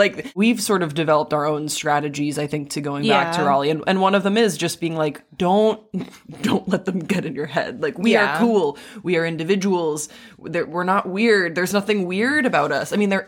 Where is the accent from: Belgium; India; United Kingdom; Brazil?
Belgium; Waterloo, Wallonia; moved away as an adult; now in Los Angeles, United States; I grew up in Waterloo, Belgium. I have complicated feelings when people ask me where I'm from. When I first moved to Los Angeles, when I first like came to the US for college, I would say Belgium.